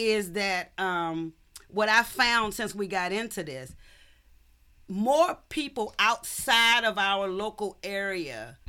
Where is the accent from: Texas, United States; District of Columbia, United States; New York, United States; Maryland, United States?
District of Columbia, United States; Washington; I'm from Southeast.